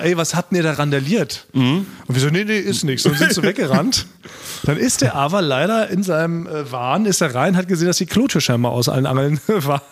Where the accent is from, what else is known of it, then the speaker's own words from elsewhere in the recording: Berlin, Germany; wir als Berliner, so als Berliner Party-Konnoisseure